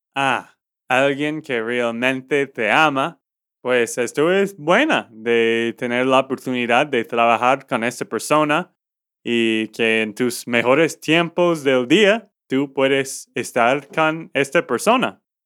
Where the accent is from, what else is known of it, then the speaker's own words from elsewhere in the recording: Texas, United States; de Texas, Estados Unidos.